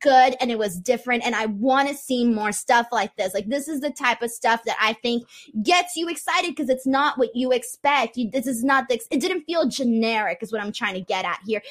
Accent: California, United States; California, my hometown

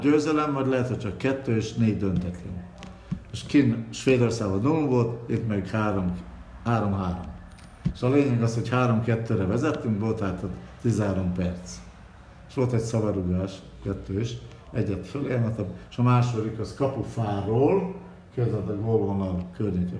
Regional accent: Budapest, Hungary; Én vagyok az igazi fradista, aki, aki ott születtem kilencben ben A lakásos a 9 kerületben

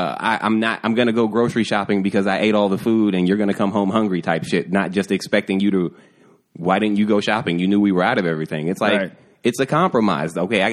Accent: the Bible Belt, United States; I'm from the Bible Belt

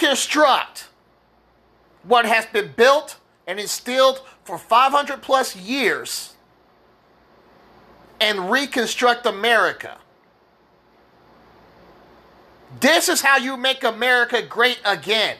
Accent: United States; as an American

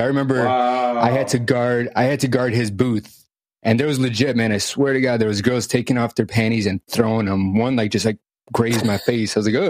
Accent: Chicago, Illinois, United States; moved away; also born or lived in San Diego, California; I'm from Chicago as well.

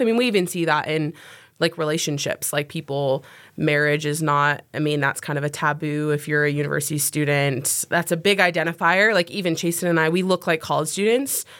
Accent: Ogden, Utah, United States; I'm also from Ogden, Utah

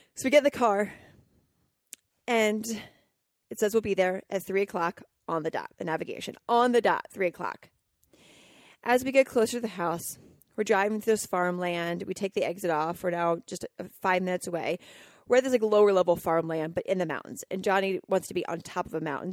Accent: Colorado, United States; growing up in Colorado and 60 acres where I got to just wander

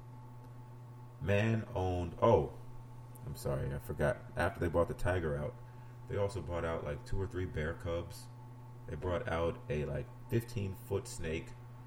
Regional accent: New York City, New York, United States; moved away; I'm from New York City, for those that don't know. Harlem, to be exact

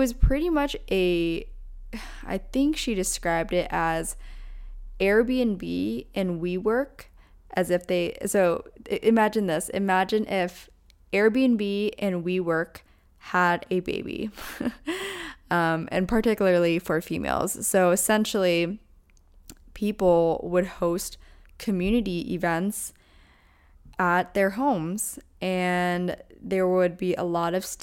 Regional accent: Pennsylvania, United States; we're both from Pennsylvania

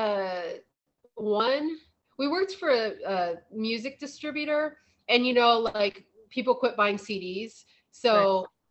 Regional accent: Northeast Ohio, United States; moved away; I grew up in Northeast Ohio, which was very wooded

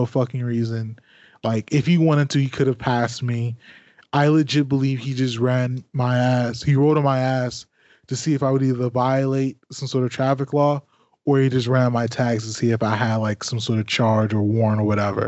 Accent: PG County, Maryland, United States; also born or lived in Washington, D.C. / West Virginia; I was born in Washington, D.C. I lived in PG County, Maryland from like the fifth grade up until I graduated and went to WVU

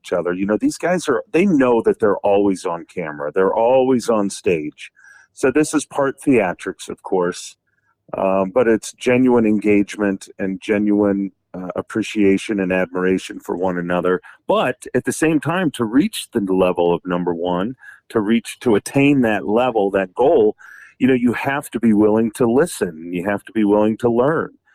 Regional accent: Indiana, United States; the state of Indiana, my home state

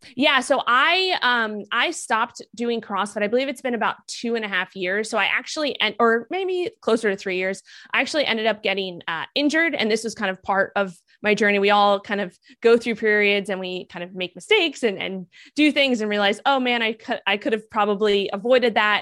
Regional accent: New York City, New York, United States; also born or lived in Miami; I grew up in Manhattan, New York

